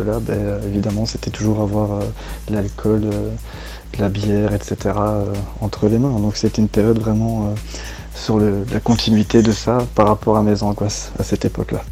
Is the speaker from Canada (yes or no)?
no; Belgium; also born or lived in Chapelle-lez-Herlaimont; je viens de Belgique et j'habite euh, actuellement à chapelle